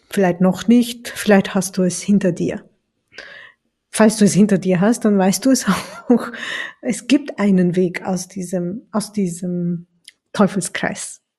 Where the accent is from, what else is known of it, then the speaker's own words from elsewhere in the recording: Turkey; das Schicksal ist nämlich für so viele Sachen zuständig in meiner Heimat, in der Türkei.